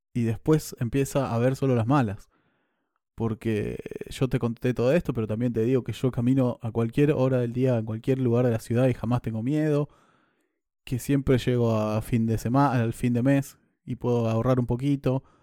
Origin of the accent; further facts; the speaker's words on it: Argentina; moved away; siendo argentino